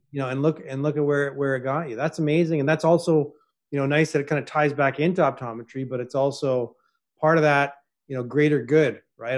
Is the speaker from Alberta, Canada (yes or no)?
no; Toronto, Ontario, Canada; I was born in Toronto